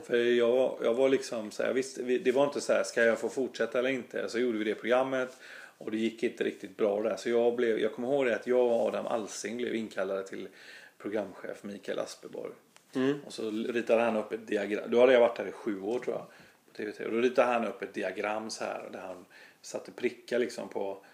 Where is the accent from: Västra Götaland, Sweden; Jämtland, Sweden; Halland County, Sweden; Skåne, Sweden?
Västra Götaland, Sweden; Gothenburg; accent: Gothenburg dialect; also born or lived in Stockholm; jag är ju göteborgare. Jag, bo, jag har bott här sedan jag var 11 år